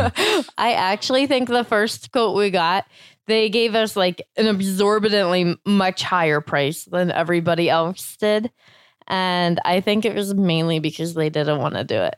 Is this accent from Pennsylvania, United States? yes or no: no; Florida, United States; moved away; I grew up in Florida and doing a lot of yard work.